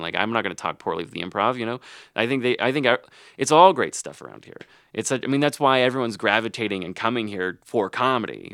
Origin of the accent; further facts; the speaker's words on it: Arkansas, United States; moved away; I'm from Arkansas